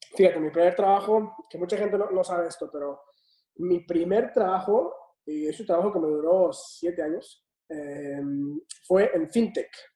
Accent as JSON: {"language": "Spanish", "town": "Tampico", "region": "Tamaulipas", "country": "Mexico", "tie": "born or raised there", "also_born_or_lived": "Mexico City / United States", "moved": "as an adult", "said": "yo soy originario de Tapico, Tamaulipas."}